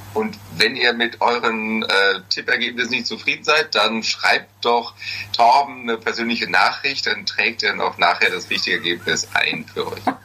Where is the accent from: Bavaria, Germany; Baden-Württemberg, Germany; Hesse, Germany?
Hesse, Germany; Ich bin kein Friese, wenn dann höchstens ein Hesse